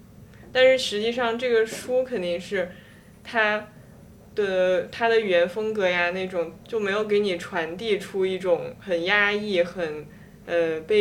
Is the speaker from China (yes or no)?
yes; China; 还是就是因为我是一个中国人嘛